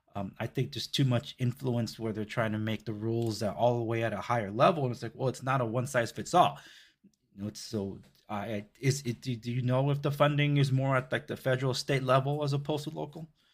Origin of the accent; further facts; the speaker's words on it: Compton, California, United States; I grew up in the Compton Watts border